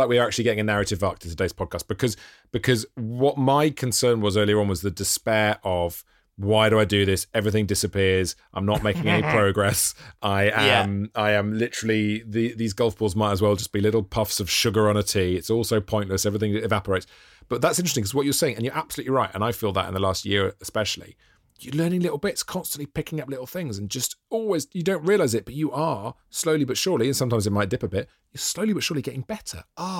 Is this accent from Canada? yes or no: no; Monmouth, Wales, United Kingdom; Monmouth is my hometown, where I grew up, and it's a really lovely course.